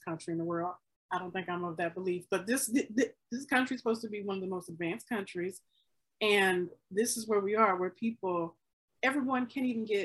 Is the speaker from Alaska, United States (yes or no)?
no; Mississippi, United States; now in Chicago, United States; I was born and raised in Mississippi.